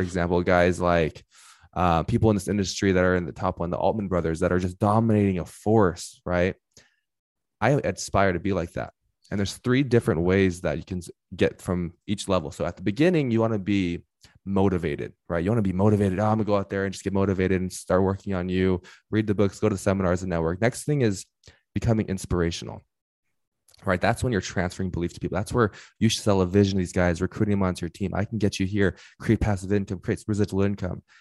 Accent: Inland Empire, California, United States; I am from the Inland Empire, so if you know Los Angeles, head about thirty minutes east

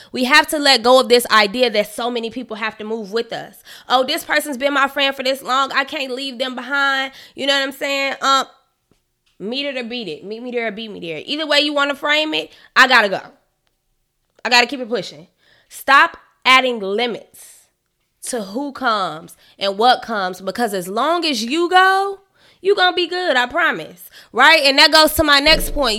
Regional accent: Chicago, Illinois, United States; from Chicago

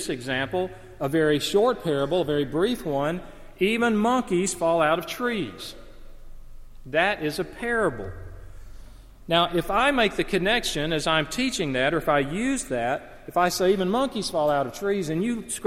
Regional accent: Alabama, United States; I grew up in the Deep South in small Alabama town

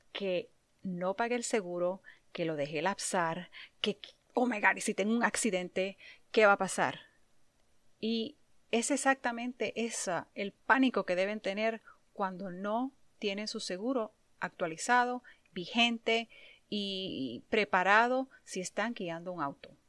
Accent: Puerto Rico; moved away; Cuando me mudé aquí, vine de Puerto Rico muy joven y en Puerto Rico nunca necesité tener un carro.

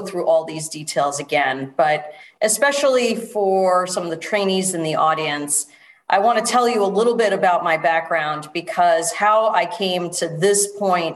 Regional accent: New York City, New York, United States; moved away as an adult; now in Connecticut, United States; I was born in New York City

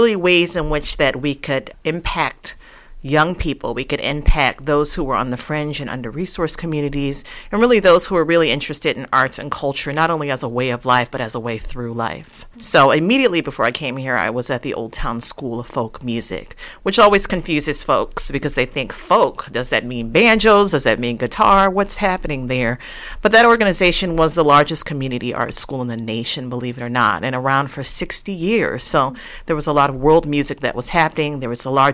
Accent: St. Louis, Missouri, United States; moved away as an adult; also born or lived in Chicago, Illinois; now in Kansas City, United States; I'm a St. Louis woman, believe it or not, born and raised in St. Louis, Missouri, coming here by way of Chicago for the past 16 years

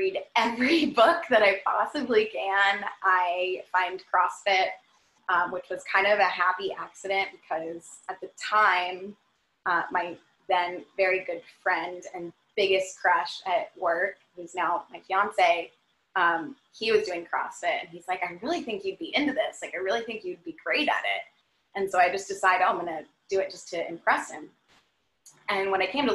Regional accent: Redondo Beach, California, United States; I grew up in Redondo Beach, California

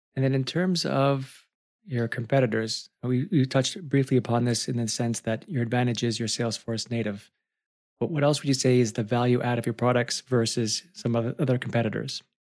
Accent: Canada; being a Canadian

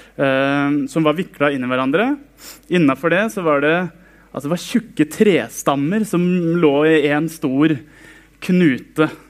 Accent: Sarpsborg, Østfold, Norway; Jeg vokste opp i Frikirken på Greåker i Sarpsborg

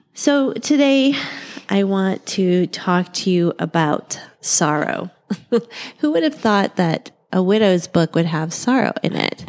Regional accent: Ohio, United States; now in Arizona, United States; we're from Ohio

